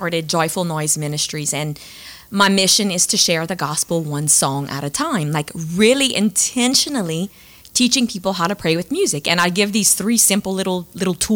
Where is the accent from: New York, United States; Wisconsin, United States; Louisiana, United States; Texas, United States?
Louisiana, United States; Cecilia; I'm from Cecilia, Louisiana